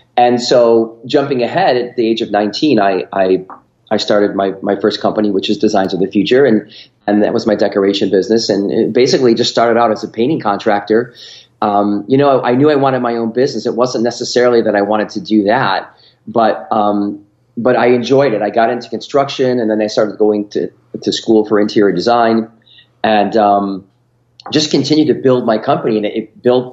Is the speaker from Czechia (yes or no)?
no; Rochester, New York, United States; I grew up in upstate New York. Um, uh, probably it's not a big city, but it was a good sized city, Rochester, New York